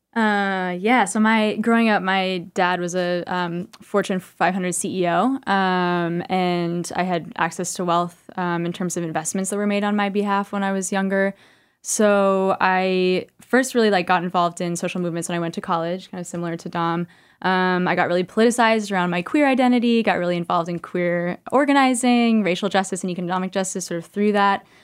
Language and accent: English; California, United States; now in New York, United States; I'm from California originally